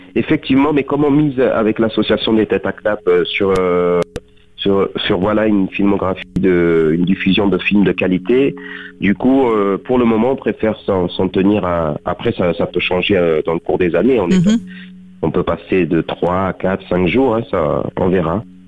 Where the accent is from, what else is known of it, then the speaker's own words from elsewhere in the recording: Beaucaire, Occitania, France; moved away as an adult; also born or lived in Tarascon; now in Paris, France; je suis né à Tarascon, j'ai grandi à Beaucaire, je suis de parents de culture marocaine et je suis né en France. J'ai grandi dans le sud, je vis à Paris